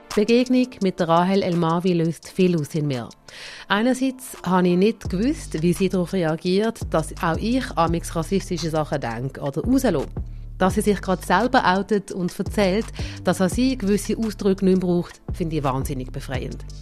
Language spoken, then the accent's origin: German; Basel, Basel-Stadt, Switzerland; ich bin hier geboren und hier aufgewachsen